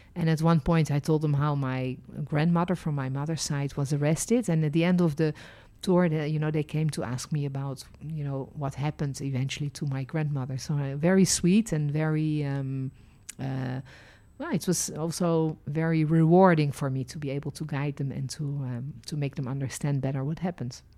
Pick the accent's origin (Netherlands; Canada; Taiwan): Netherlands; also born or lived in France; now in Israel; I was born in Holland. then lived and worked as a licensed tour guide in France and ended my journey living and working in Israel.